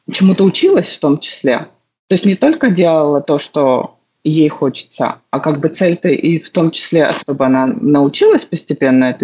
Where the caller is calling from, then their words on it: Jacksonville, Florida, United States; А город мы сейчас находимся в Джексонвилле. Мы до этого жили в Нью-Йорке